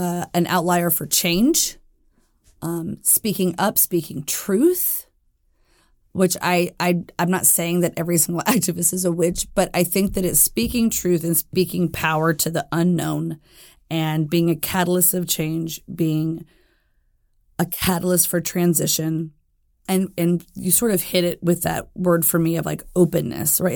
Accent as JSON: {"language": "English", "town": "Jackson", "region": "Tennessee", "country": "United States", "tie": "born or raised there", "said": "I was born in Jackson, Tennessee."}